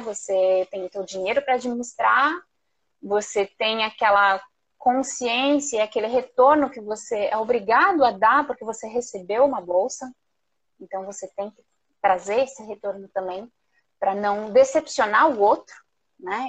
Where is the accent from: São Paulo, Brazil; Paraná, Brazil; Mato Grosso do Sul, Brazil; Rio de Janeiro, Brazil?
Paraná, Brazil; Curitiba; moved away as an adult; also born or lived in France; now in Bangkok, Thailand; eu sou lá de Curitiba, lá do sul do Brasil